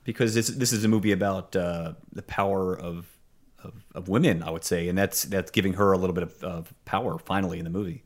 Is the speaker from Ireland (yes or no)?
no; Pittsburgh, Pennsylvania, United States; It was made in my hometown